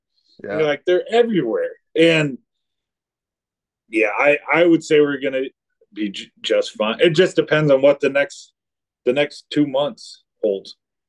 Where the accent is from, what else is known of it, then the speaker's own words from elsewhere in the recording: Minnesota, United States; moved away as an adult; now in South Dakota, United States; I grew up in Minnesota, and there's no way I would ever go back.